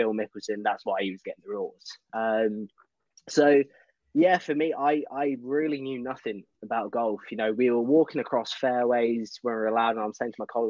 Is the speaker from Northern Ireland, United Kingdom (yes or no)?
no; Peterborough, East of England, United Kingdom; my hometown in Peterborough